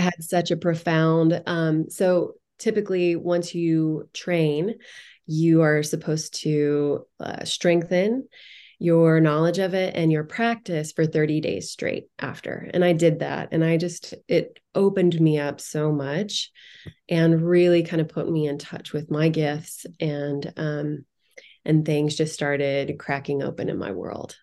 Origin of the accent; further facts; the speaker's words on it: Indiana, United States; moved away; I grew up in Indiana